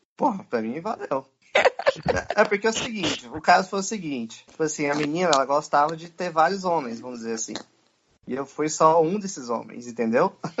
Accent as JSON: {"language": "Portuguese", "country": "Brazil", "said": "a gente é brasileiro"}